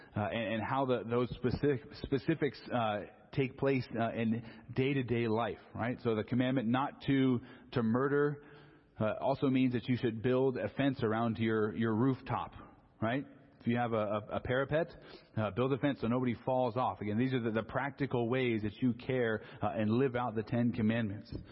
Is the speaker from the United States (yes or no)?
yes; Southern California, United States; I grew up in Southern California